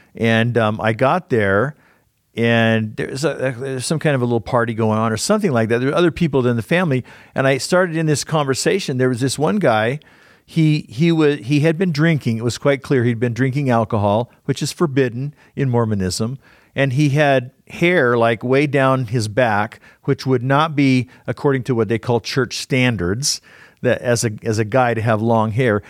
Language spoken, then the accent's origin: English; Southern California, United States; now in Utah, United States; I grew up in Southern California